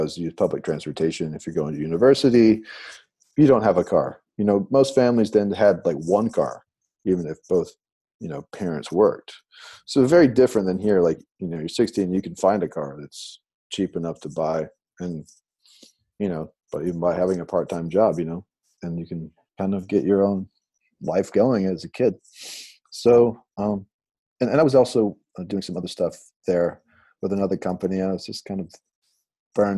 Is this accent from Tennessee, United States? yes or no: yes; Nashville, Tennessee, United States; moved away as an adult; also born or lived in Prague, Czech Republic; we moved to Nashville back home when my wife was pregnant with our daughter